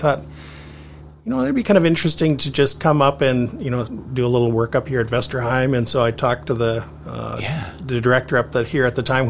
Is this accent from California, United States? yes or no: no; New Hampton, Iowa, United States; now in Decorah, United States; I grew up not far from Decorah. I grew up in New Hampton, Iowa, so just, 45 minutes down the road.